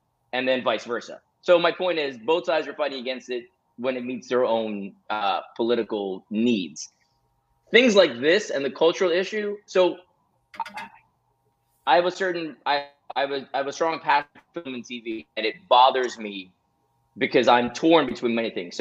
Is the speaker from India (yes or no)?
no; Jamaica; You and I grew up in Jamaica.